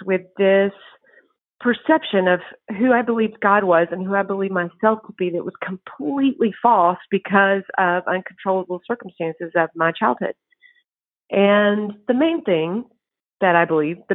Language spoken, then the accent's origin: English; East Texas, United States; now in College Station, United States; I grew up in East Texas